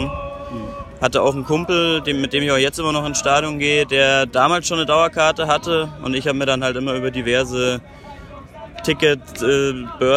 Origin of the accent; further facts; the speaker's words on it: Munich, Bavaria, Germany; komme hier aus München, bin 27, momentan noch Student